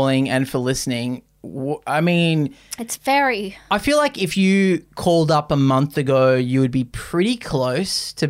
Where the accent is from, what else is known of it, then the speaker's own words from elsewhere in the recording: Australia; I grew up on a coastal town